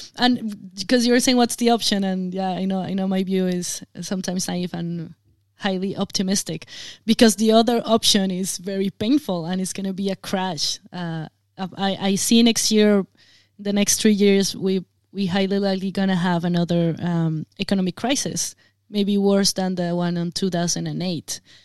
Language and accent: English; Colombia; I come from Colombia, um, I mean, we have to deal with guerrillas for many years